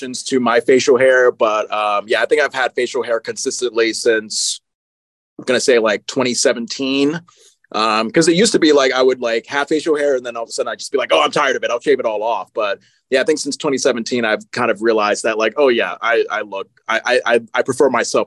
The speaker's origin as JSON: {"language": "English", "region": "Connecticut", "country": "United States", "tie": "born or raised there", "moved": "yes", "said": "when I was in my home state of Connecticut."}